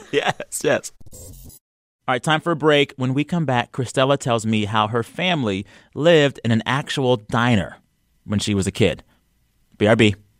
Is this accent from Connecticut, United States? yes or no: no; San Antonio, Texas, United States; now in Los Angeles, United States; Born and raised San Antonio